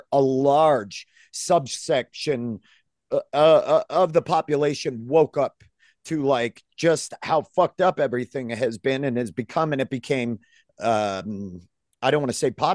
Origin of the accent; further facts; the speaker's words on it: Maine, United States; I grew up in Maine